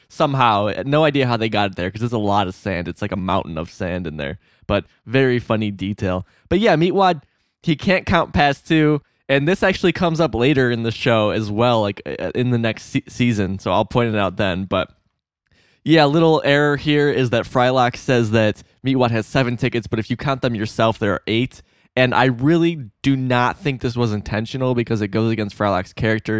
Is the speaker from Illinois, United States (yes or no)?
yes; Illinois, United States; I'm from Illinois